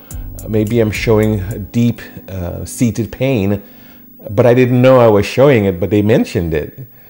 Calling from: Houston, Texas, United States; And I'm calling in from Houston, Texas.

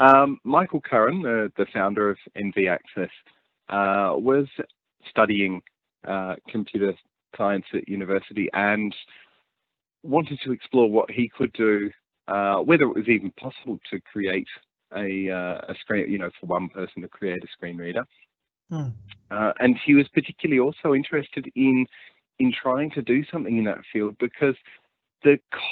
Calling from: Victoria, Australia; I'm talking to you from Gippsland, which is in Victoria, which is southeast Australia.

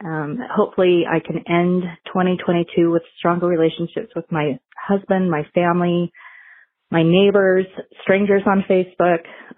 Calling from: Burley, Idaho, United States; I am calling from Burley, Idaho.

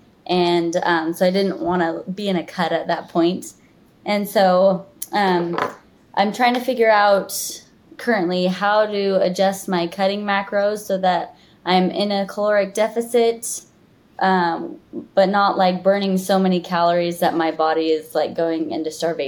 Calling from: Utah, United States; Okay, sorry about that. I'm coming in from Utah.

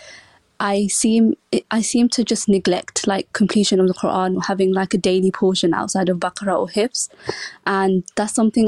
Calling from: London, United Kingdom; From London.

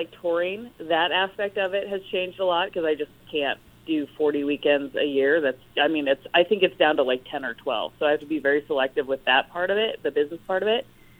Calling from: Los Angeles, California, United States; Los Angeles.

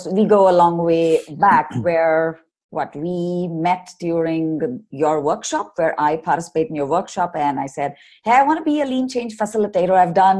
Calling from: Bangalore, Karnataka, India; your host of the show, and I'm dialing in from Bangalore in India.

